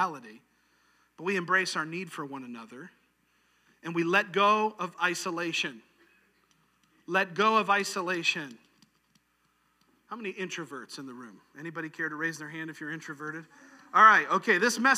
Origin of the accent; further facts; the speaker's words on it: New York, United States; moved away; where I grew up in New York